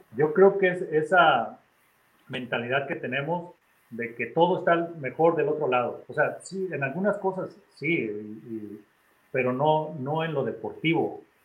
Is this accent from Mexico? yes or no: yes; Mexico; moved away as an adult; me hubiera regresado a México desde mi segundo o tercer año